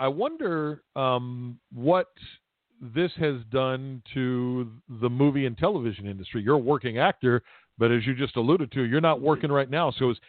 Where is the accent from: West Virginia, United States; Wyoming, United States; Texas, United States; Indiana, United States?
West Virginia, United States; I'm from West Virginia, where coal mines have employed thousands and thousands of people for years and years